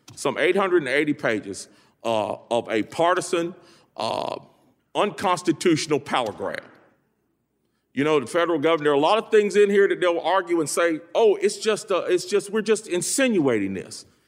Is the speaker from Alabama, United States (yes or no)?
no; Greensboro, North Carolina, United States; I hail from Greensboro, home of the Woolworth Sit-Ins, an epicenter of the civil rights movement. I grew up poor as the ninth of ten children